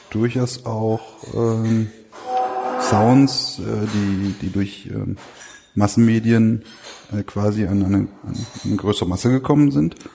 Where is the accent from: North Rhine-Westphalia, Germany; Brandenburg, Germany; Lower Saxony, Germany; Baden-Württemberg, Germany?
North Rhine-Westphalia, Germany; Ich komme aus dem Ruhrgebiet.